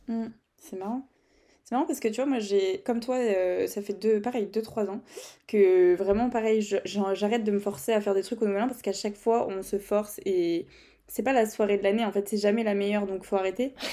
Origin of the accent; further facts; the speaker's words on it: Brittany, France; accent: Breton; mon accent euh, anglais, breton mélangé